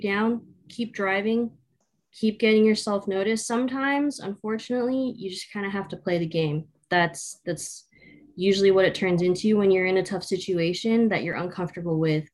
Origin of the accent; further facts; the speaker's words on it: Southern California, United States; I grew up in Southern California, between Orange County and a little bit of Los Angeles